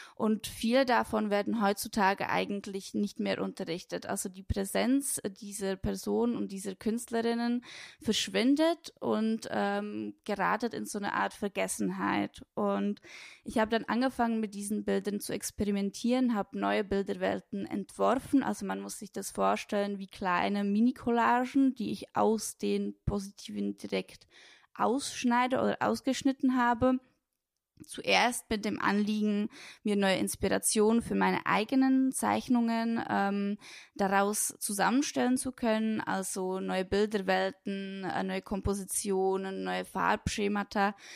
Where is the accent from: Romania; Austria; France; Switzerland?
Switzerland; moved away as an adult; also born or lived in Brno, Czech Republic / Lucerne, Switzerland / Bern, Switzerland; now in Berlin, Germany; in Brünn geboren ähm, bin dort auch eine Zeit lang zur Schule gegangen, aufgewachsen, in den Kindergarten gegangen und mit sechs, sieben Jahren ähm, hat dann mein Stiefvater einen neuen Job gefunden in der Schweiz und deswegen sind wir dann mit meiner Mutter und mein, mit meinem Stiefvater, mit meiner kleinen Schwester dann in die Schweiz gezogen. Und ähm, genau dort habe ich die meiste Zeit meine